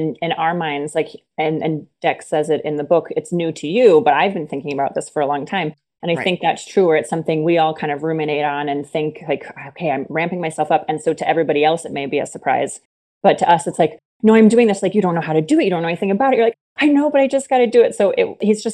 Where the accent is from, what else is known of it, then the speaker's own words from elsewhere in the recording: New York, United States; As a New Yorker